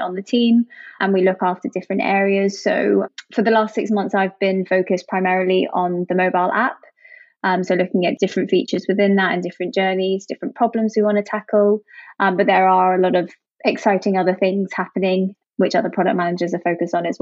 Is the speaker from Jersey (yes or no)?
yes; Jersey; moved away as an adult; also born or lived in Hong Kong / London; I'm originally from Jersey, the Channel Islands